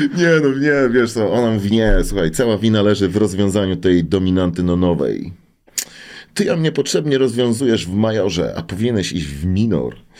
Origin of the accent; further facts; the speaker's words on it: Łódź, Łódź Voivodeship, Poland; Ja jestem zwyczajnym gościem z Bałut, jeszcze z młodej części Teofilowa